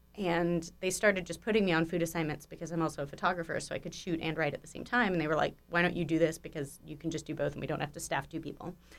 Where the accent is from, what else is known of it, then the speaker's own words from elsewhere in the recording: Malibu, California, United States; also born or lived in East Coast (college); I grew up out here, um, born at Cedar Sinai, rep in, rep in Cedar Sinai, and, uh, yeah, so I grew up on the west side primarily, um, Malibu specifically